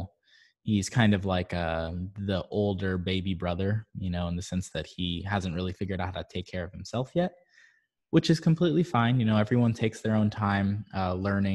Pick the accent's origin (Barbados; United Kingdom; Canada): Barbados; moved away; I'm originally from Barbados